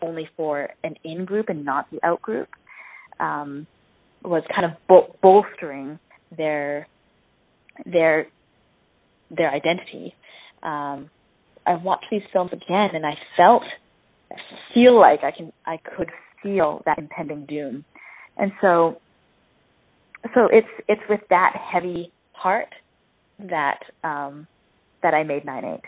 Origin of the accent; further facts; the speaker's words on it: Canada; first language Cantonese; I was born and raised in Canada